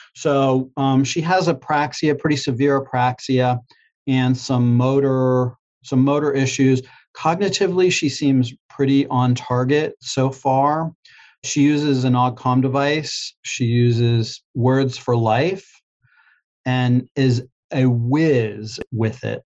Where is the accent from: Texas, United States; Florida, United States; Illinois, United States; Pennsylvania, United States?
Pennsylvania, United States; Pittsburgh; moved away as an adult; also born or lived in Greensboro, North Carolina; I'm from Pittsburgh, Pennsylvania, and it was just outside of Pittsburgh